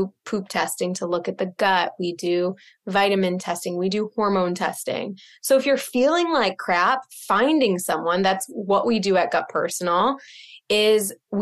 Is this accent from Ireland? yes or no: no; Midwest, United States; now in Boston, United States; I'm from the Midwest, just like you.